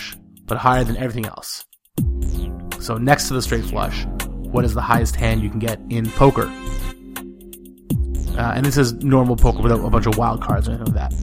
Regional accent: Canada; I'm Canadian and that means I'm polite

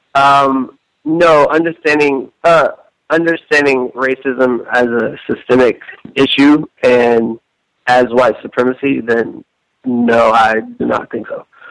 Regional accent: Tennessee, United States; moved away as an adult; also born or lived in South Africa; now in New York, United States; I grew up in Tennessee

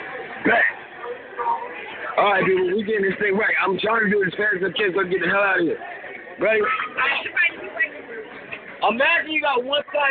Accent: Los Angeles, California, United States; I'm from West LA, uptown.

